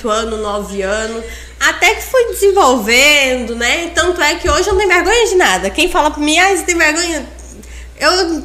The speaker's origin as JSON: {"language": "Portuguese", "town": "Tailândia", "region": "Pará", "country": "Brazil", "tie": "born there", "lives_now": "Confresa, Brazil", "said": "eu moro em Confresa tem quase 20 anos. É, eu sempre fui vendedora. Nasci em Tailândia. Tava brincando agora há pouco com o Thiago, que eu sou tailandesa e ele não sabia."}